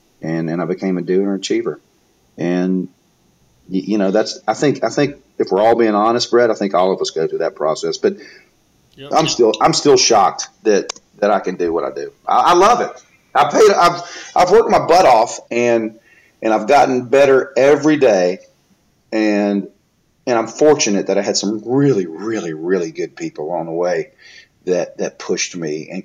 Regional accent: Mobile, Alabama, United States; I'm from Mobile, so we call it the Bama.

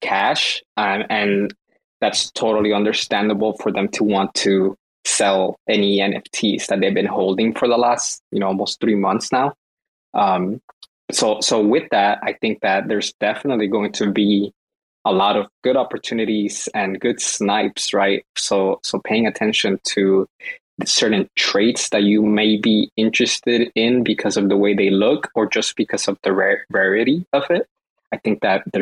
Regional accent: Los Angeles, California, United States; I grew up in Los Angeles. So I am a Laker fan

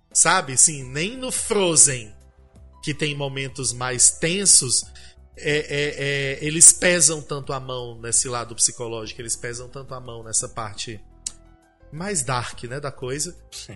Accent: Brazil; eu sou brasileira

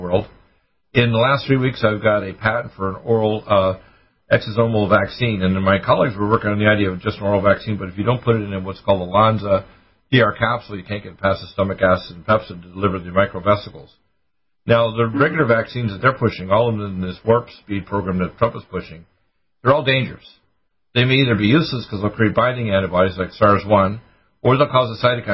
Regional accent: New York, United States; in some of the districts that I grew up in New York

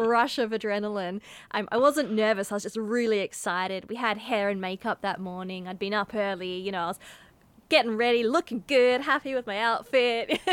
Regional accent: Mandurah, Western Australia, Australia; also born or lived in Perth; Mandurah, which is my hometown

